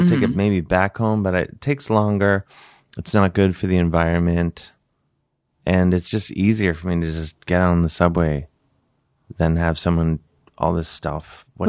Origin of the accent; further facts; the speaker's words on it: Cleveland, Ohio, United States; now in New York, United States; I'm from Cleveland.